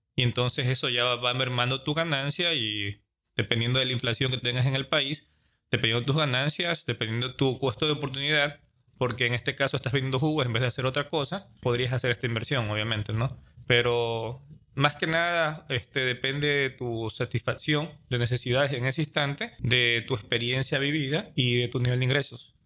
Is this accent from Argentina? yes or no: no; Ecuador